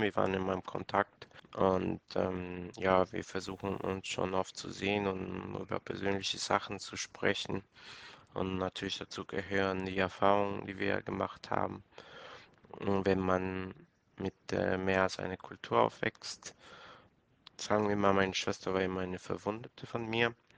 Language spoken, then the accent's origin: German; Ecuador; moved away; Ursprünglich komme ich aus Ecuador